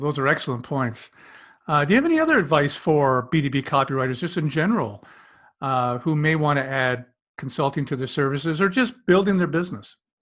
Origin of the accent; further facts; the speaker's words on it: Canada; I'm a Canadian.